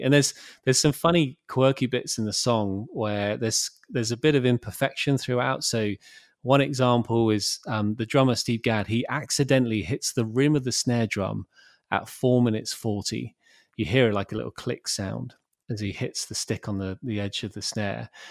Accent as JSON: {"language": "English", "town": "Bournemouth", "region": "South West England", "country": "United Kingdom", "tie": "born or raised there", "also_born_or_lived": "London", "moved": "as an adult", "said": "back in my hometown of Bournemouth"}